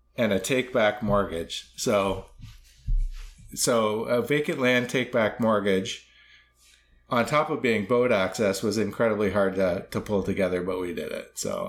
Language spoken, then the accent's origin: English; Waterloo, Ontario, Canada; moved away; I'm originally from Waterloo